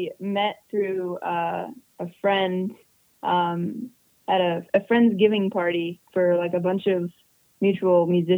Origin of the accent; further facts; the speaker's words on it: Washington, United States; moved away as an adult; now in Minneapolis, United States; I'm originally from Washington State.